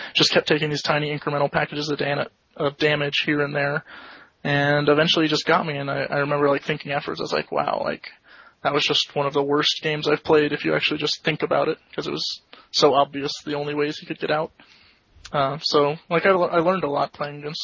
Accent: Florida, United States; moved away; I come from Florida originally

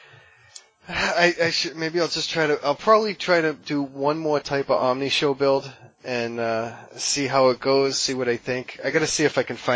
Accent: Massachusetts, United States; we're from Massachusetts

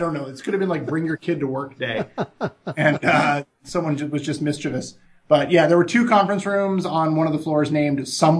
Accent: Milwaukee, Wisconsin, United States; born there; No, I was born in Milwaukee, Wisconsin. My whole family's from Wisconsin.

